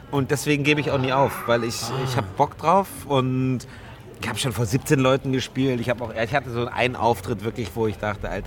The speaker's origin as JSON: {"language": "German", "town": "Munich", "region": "Bavaria", "country": "Germany", "said": "ich bin Münchner, wir kennen mhm. Karneval nicht."}